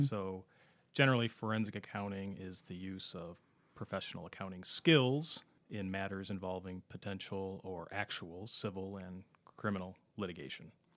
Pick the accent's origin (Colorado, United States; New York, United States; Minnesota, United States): Minnesota, United States; Minneapolis–Saint Paul; also born or lived in Ohio; born and raised in the Twin Cities area